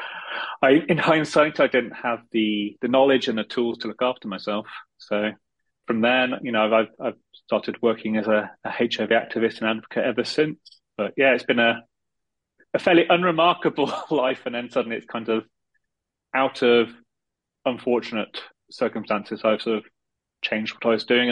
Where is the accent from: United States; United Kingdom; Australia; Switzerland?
United Kingdom; Midlands; moved away as an adult; also born or lived in London; I grew up in the Midlands in the UK